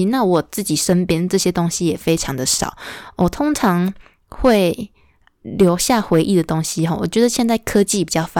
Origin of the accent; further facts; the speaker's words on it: Huwei, Yunlin County, Taiwan; now in Chiayi, Taiwan; 因为我从小出生其实不在嘉义，是在云林的湖尾，那那边也住了好几十年，就后后来就是陆陆续续搬家。